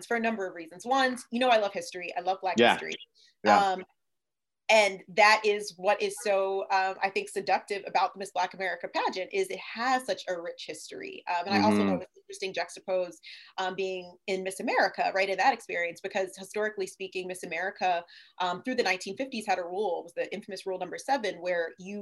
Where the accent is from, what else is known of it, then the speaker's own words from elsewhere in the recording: Brigantine, New Jersey, United States; moved away; also born or lived in Delaware; I'm from Brigantine, which is a small island